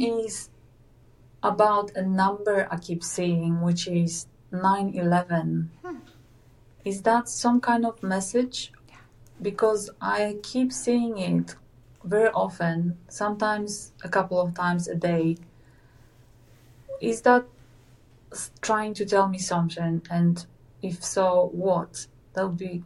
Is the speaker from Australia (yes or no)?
no; Poland; now in New Zealand; I'm in New Zealand. I come from Poland.